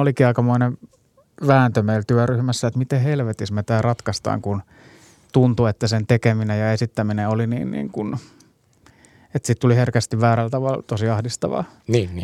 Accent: Hyvinkää, Uusimaa, Finland; mun juuret oli kuitenkin siellä hyvinkään niin kuin kesäteatterityyppisessä meiningissä

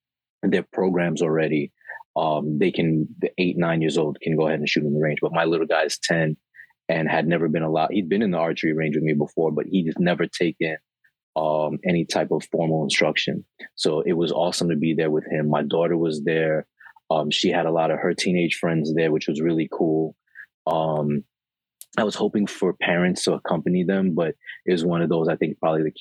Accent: New York City, New York, United States; also born or lived in Queens; I live in Queens now, but I was born and raised in Brooklyn

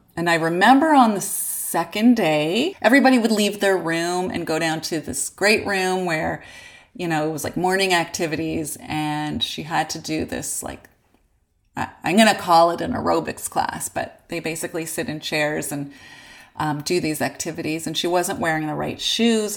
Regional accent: Unionville, Ontario, Canada; we grew up in Unionville

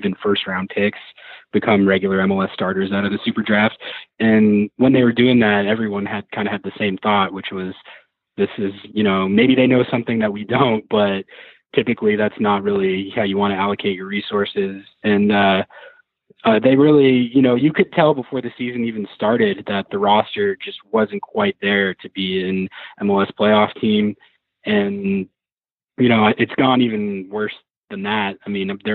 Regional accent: Santa Fe, New Mexico, United States; moved away; I'm actually originally from Santa Fe, New Mexico

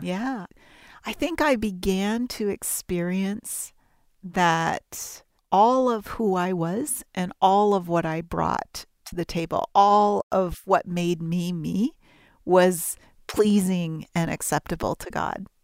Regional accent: Toronto, Ontario, Canada; I'm Canadian, my family grew up in and around Toronto

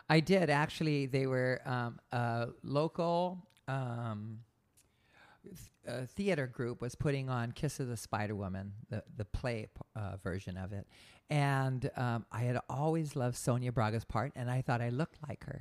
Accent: Hawaii, United States; now in San Diego, United States; I grew up in Hawaii

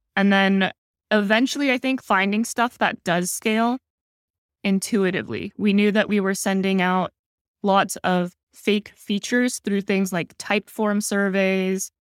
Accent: San Jose, California, United States; moved away as an adult; now in Singapore; I grew up in San Jose, the Bay Area

